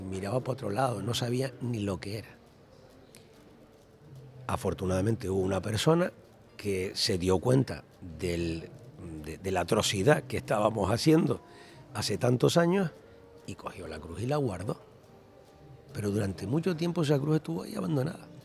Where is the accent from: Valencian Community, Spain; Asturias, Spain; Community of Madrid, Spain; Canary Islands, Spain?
Canary Islands, Spain; Santa Cruz de Tenerife; Los que somos de Valle Seco nos hemos bañado ahí toda la vida